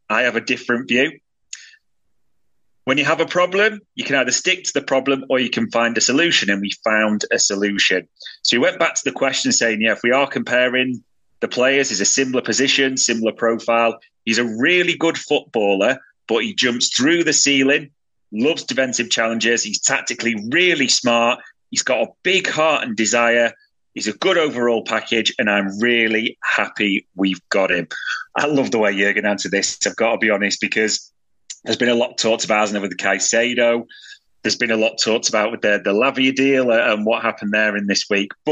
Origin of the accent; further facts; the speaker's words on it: Germany; Happy to have Endo. I'm from Germany. I watch a lot of the Bundesliga.